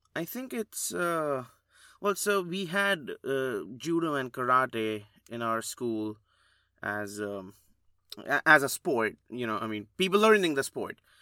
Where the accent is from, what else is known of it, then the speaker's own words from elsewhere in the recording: India; moved away; growing up in India